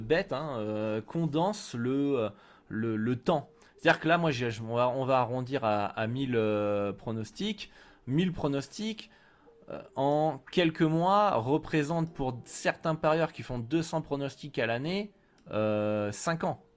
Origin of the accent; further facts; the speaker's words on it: France; chez nous en France